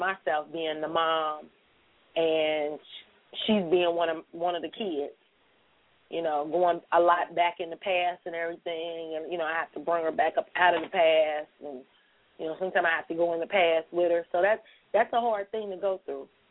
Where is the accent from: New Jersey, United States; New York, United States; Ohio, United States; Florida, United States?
Ohio, United States; Cincinnati; born and raised right here in Cincinnati, Ohio